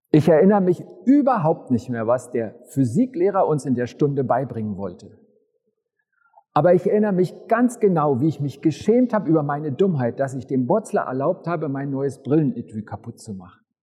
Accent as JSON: {"language": "German", "region": "Upper Bavaria", "country": "Germany", "tie": "born or raised there", "said": "Die meiste Zeit meines Lebens bin ich in Oberbayern zur Schule gegangen."}